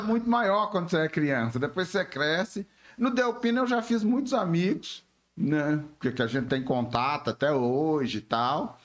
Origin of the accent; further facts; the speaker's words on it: Belo Horizonte, Minas Gerais, Brazil; com dois anos eu mudei pro, pro, pro, pro Barreiro